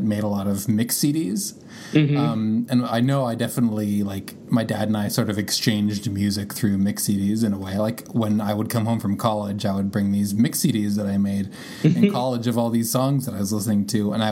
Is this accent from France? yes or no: no; Canada; my dad is from Canada, I'm from Canada, and my family's from Canada